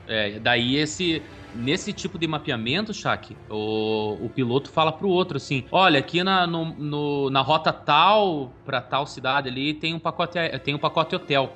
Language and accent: Portuguese; Curitiba, Paraná, Brazil; nós somos aqui de Curitiba